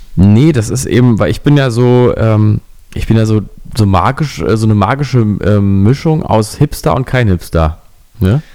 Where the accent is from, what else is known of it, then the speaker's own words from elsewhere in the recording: Berlin, Germany; dass ich Berliner bin